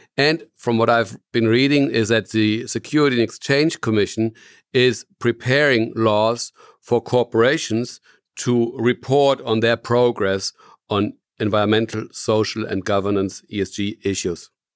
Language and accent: English; Germany; I'm from Germany, and I'm founder and C E O of Cometis